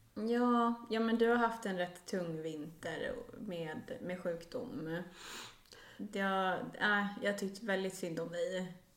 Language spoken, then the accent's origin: Swedish; Stockholm, Stockholm County, Sweden; Vi borde ha förtur som stockholmare